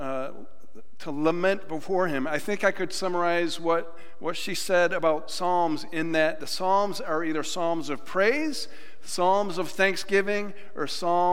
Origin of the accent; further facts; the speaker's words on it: Western New York, United States; moved away; I'm from Western New York